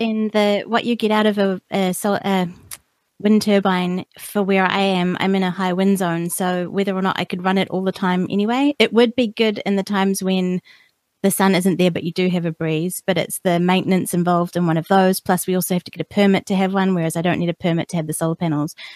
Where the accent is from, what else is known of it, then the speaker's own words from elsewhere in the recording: New Zealand; I'm a New Zealander born and bred here